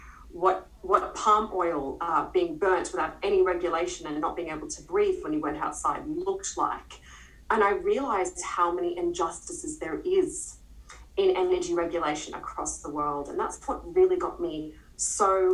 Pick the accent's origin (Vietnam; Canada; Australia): Australia; Queensland; moved away; I'm from Queensland originally, and I knew the area quite well